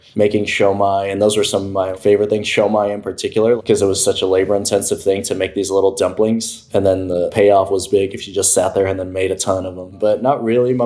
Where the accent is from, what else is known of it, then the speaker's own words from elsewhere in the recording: Cicero, Illinois, United States; I grew up in Cicerone, so it was a predominantly Mexican-American neighborhood